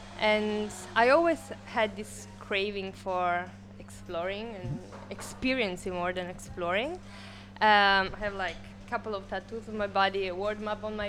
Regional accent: Turin, Piedmont, Italy; English is a second language; moved away as an adult; also born or lived in Singapore; now in Phuket, Thailand; I'm from Turin.

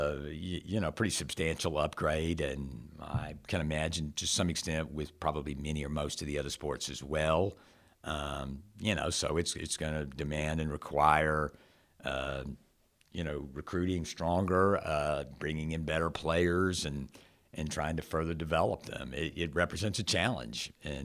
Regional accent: Charlotte, North Carolina, United States; also born or lived in Gastonia / Rock Hill / Lancaster / Burlington; We grew up in and around Charlotte. We lived in Gastonia. We lived in Rock Hill. We lived in Lancaster, Burlington. So the Carolinas

